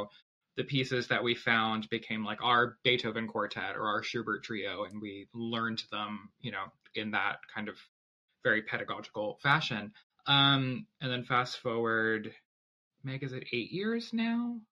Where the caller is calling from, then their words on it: Ann Arbor, Michigan, United States; also born or lived in Boston; I'm the flute player of Hub New Music. I'm calling in from my home in Ann Arbor, Michigan.